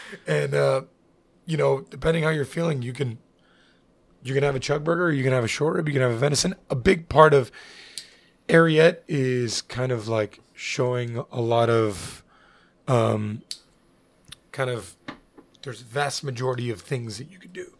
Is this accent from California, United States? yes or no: no; Miami, Florida, United States; also born or lived in Hialeah, Florida; I was born in Hialeah, was raised in Little Havana in Westchester